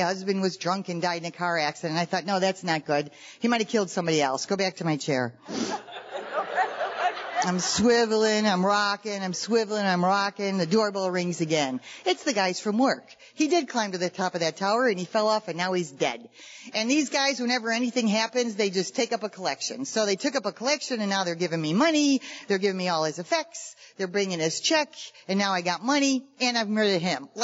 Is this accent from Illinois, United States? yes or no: yes; Chicago, Illinois, United States; now in California, United States; We're both from Chicago. We live in California now, but originally we're from Chicago